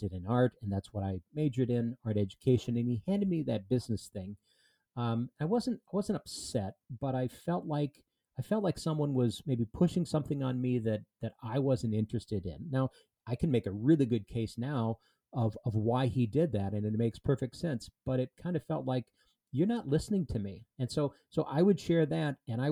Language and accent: English; southeastern Minnesota, United States; I grew up in southeastern Minnesota